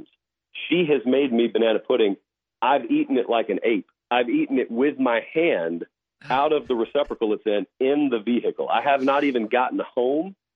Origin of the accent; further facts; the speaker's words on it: Georgia, United States; I'm growing up in Georgia.